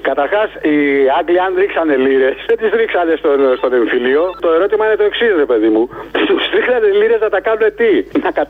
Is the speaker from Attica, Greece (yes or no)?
yes; Menidi, Attica, Greece; Είμαι ο θεολόγο από το Μενίδη.